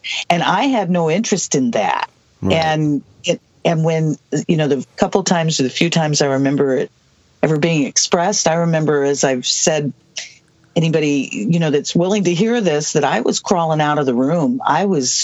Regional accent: Southwest, United States; I'm from the Southwest, and I am a late 1950s baby.

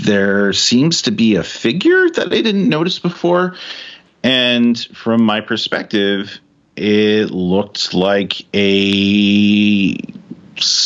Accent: California, United States; I'm a kid from California, grew up, born, raised there

